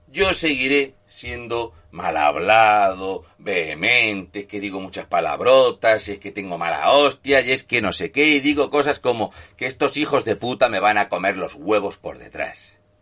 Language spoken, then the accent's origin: Spanish; Spain; somos los españoles